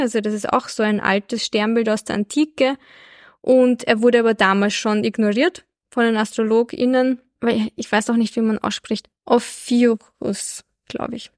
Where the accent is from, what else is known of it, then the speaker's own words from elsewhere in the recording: Albania; ich bin ja in Albanien geboren